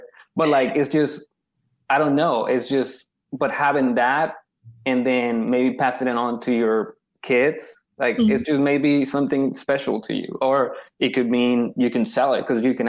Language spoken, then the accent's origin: English; Houston, Texas, United States; I never been to South by, even though I'm from Houston.